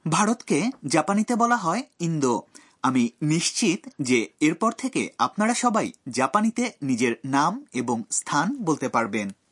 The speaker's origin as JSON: {"language": "Bangla", "country": "Bangladesh", "moved": "yes", "said": "আমি বাংলাদেশ থেকে এসেছি"}